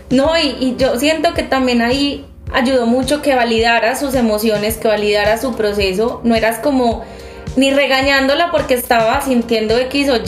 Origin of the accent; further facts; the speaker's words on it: Medellín, Antioquia, Colombia; las tres somos de Medellín, de una ciudad donde es bastante complejo ser uno, pero mucho más complejo ser uno y no ser heterosexual, como lo dicta nuestra sociedad.